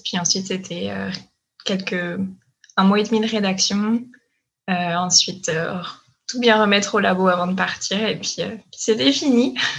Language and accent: French; France; moved away as an adult; now in Quebec, Canada; je suis française. Je suis arrivée euh, au Québec il y a trois ans, en janvier 2018